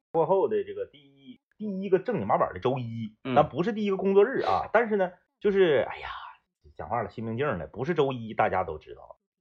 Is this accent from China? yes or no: yes; Northeast China, China; 东北话不是那些综艺节目里明星们调侃的那种话